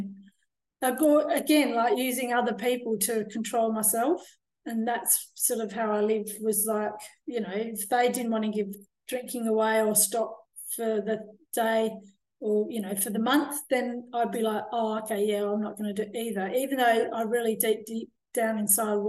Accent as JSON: {"language": "English", "country": "Australia", "also_born_or_lived": "France / England", "moved": "as an adult", "said": "I'm from Australia"}